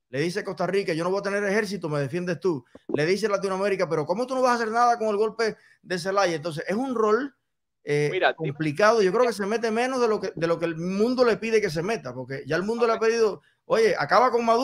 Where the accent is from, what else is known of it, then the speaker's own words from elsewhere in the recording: Cuba; now in United States; como cubanos, entender la realidad de los Estados Unidos, yo que vivo aquí, te digo, en tres años